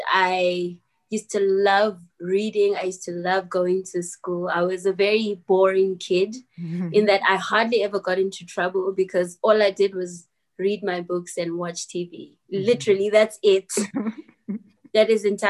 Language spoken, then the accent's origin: English; Soweto, Gauteng, South Africa; I grew up in Soweto